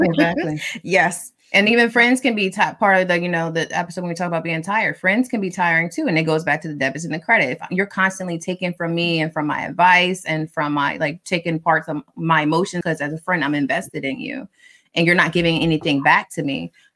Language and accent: English; Delaware, United States; also born or lived in Philadelphia, Pennsylvania; I was born in Philly. I just happened to live in Delaware. Granted, I have lived in Delaware longer than I was in Philly